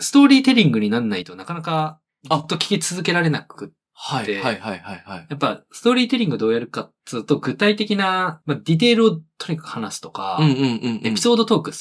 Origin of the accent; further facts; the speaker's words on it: Fukuoka, Japan; moved away; 俺特に福岡から来たんで